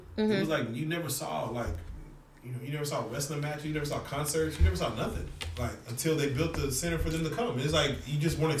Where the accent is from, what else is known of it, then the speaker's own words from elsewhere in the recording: Dallas, Texas, United States; also born or lived in Little Rock; I grew up in Korean town. Like every one of my friends were Korean. I had no black friends when I grew up in elementary